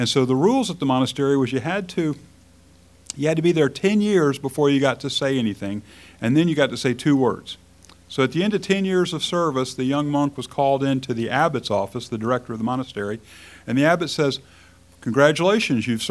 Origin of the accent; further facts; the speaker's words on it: United States; As free Americans in the 21st century